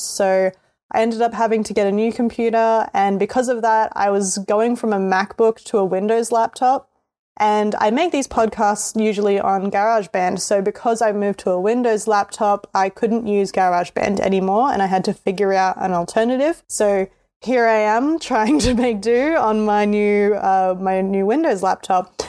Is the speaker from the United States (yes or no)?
no; Australia; accent: Australian; I'm Australian, so that's why my voice sounds the way that it does.